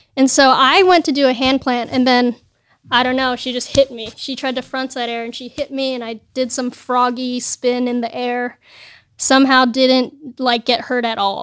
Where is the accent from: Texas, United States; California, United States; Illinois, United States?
California, United States; El Segundo; also born or lived in San Bernardino; I grew up in El Segundo in L A.